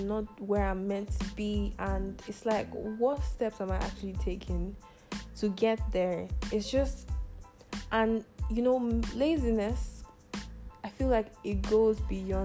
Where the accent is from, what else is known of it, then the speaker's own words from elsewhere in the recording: Nigeria; moved away as an adult; also born or lived in United Arab Emirates; I just recently came back to my home country, Nigeria. I was in the UAE for about 5 years